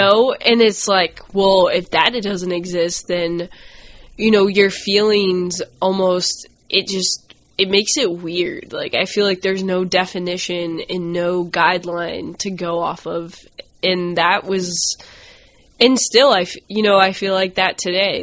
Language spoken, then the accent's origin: English; Augusta, Maine, United States; I grew up in Augusta, Maine